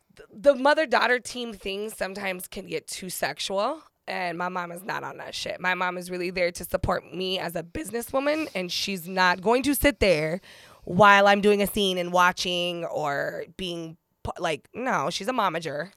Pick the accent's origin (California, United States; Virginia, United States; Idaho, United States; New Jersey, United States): California, United States; San Diego; moved away; I'm originally from San Diego